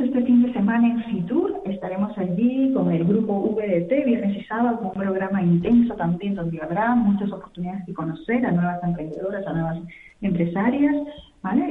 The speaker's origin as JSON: {"language": "Spanish", "area": "Mantaro Valley", "region": "Junín", "country": "Peru", "moved": "yes", "lives_now": "Spain", "said": "con nuestro país de origen, de las tres fundadoras que somos del Valle del Mantaro, de la provincia de Fausta del departamento de Junín, en Perú"}